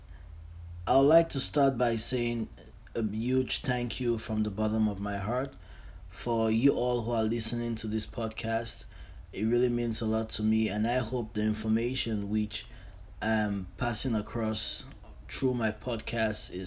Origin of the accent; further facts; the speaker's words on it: Cameroon; moved away as an adult; now in Canada; I'm from Cameroon. That's in Central Africa, and I'm currently in Canada.